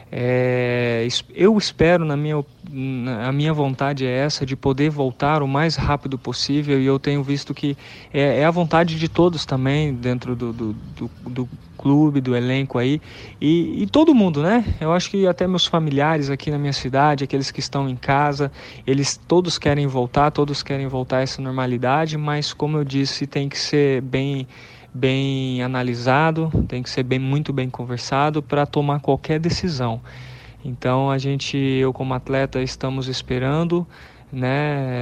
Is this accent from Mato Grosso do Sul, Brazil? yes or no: yes; Campo Grande, Mato Grosso do Sul, Brazil; moved away as an adult; also born or lived in Pernambuco; eu sou natural de Campo Grande, né? Resido aqui em Campo Grande, Mato Grosso do Sul